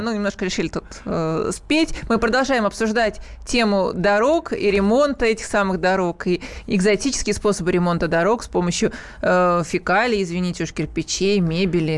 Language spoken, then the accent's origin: Russian; Moscow, Russia; Я москвичка в шестом поколении, мне некуда уезжать